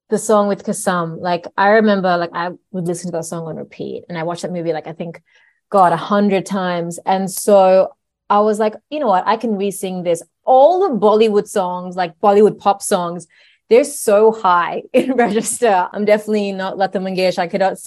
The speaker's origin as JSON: {"language": "English", "town": "Sydney", "region": "New South Wales", "country": "Australia", "tie": "born or raised there", "said": "I was born in Sydney"}